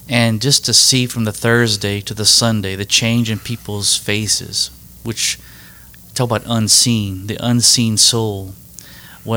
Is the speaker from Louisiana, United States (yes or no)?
yes; Cow Island, Louisiana, United States; I'm originally from a place called Cow Island